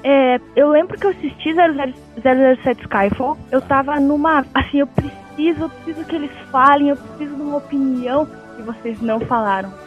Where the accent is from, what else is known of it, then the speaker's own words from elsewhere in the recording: Caçador, Santa Catarina, Brazil; moved away as an adult; now in São Paulo, Brazil; eu era do interior de Santa Catarina, eu era de Caçador, nome da cidade